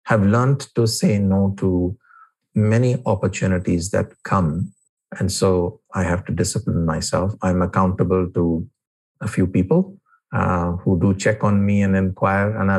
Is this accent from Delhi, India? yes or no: yes; New Delhi, Delhi, India; I was born and brought up in New Delhi